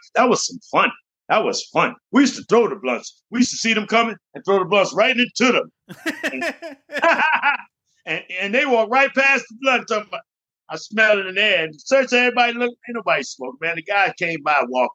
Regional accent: Jamaica; moved away; also born or lived in Bronx, New York; I'm from Jamaica

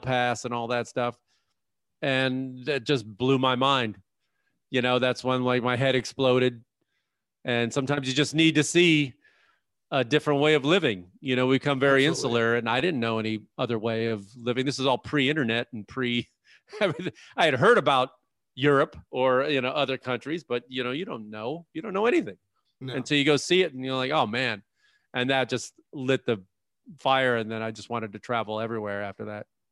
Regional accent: Chicago, Illinois, United States; I grew up in Chicago

